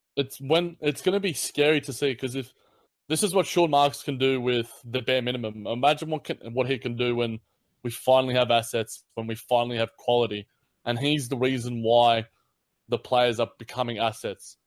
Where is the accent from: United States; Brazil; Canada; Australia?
Australia; as an Aussie